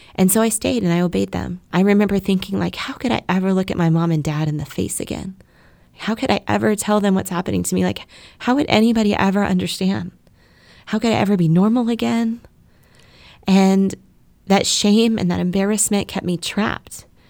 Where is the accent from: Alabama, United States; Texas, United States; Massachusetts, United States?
Texas, United States; Keller; also born or lived in Dallas, Texas; I was born in Dallas, Texas. My family moved to Keller, which is a small, safe, quiet suburb of Fort Worth when I was five years old